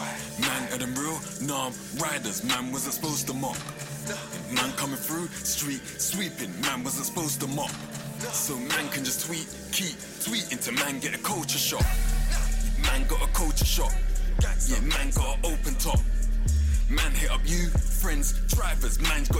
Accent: London, United Kingdom; Music was so important to me this year because I was away from London so much. It was like, probably was homesick.

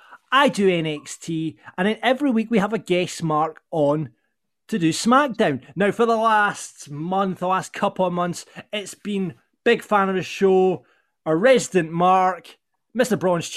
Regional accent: Falkirk, Scotland, United Kingdom; my hometown of Falkirk

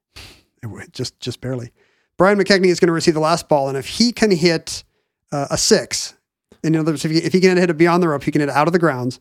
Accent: United States; as an American

